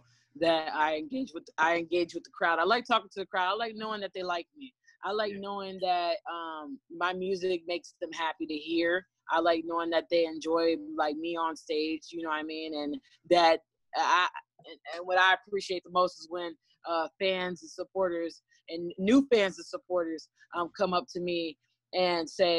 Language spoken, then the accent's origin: English; Ravenna, Ohio, United States; also born or lived in Cleveland, Ohio; I am from Ravenna, Ohio. I'm not from Akron. I'm from Ravenna, but around Akron, but I'm more familiar with Cleveland